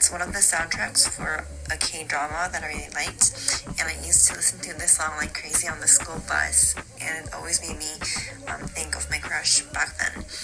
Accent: Seoul, South Korea; English is a second language; from Seoul.

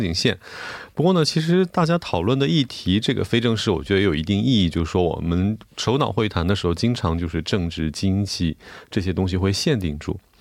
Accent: China; 咱们中国

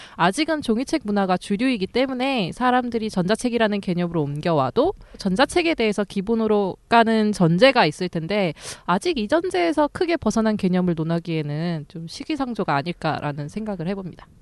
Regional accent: Jecheon, North Chungcheong, South Korea; moved away; 제가 원래 집이 충북 제천이거든요.

